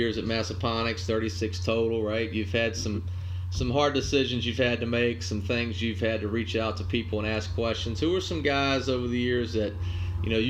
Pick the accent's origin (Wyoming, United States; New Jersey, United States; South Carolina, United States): South Carolina, United States; I'm from South Carolina, played at Clemson